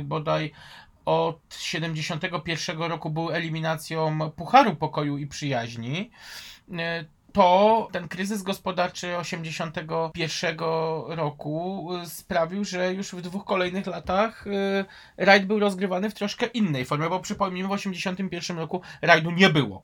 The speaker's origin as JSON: {"language": "Polish", "town": "Kraków", "region": "Lesser Poland", "country": "Poland", "said": "Ja jako Krakus"}